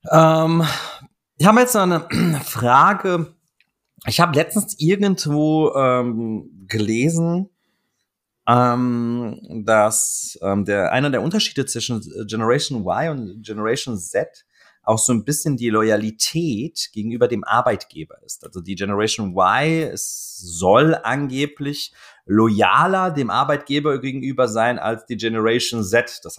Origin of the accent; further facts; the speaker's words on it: Offenbach am Main, Hesse, Germany; born there; Bruder, aus Offenbach, ja, was, wo, wo soll ich hin, Alter, weißt du, Schwein, ich bin in Offenbach geboren, was willst du von mir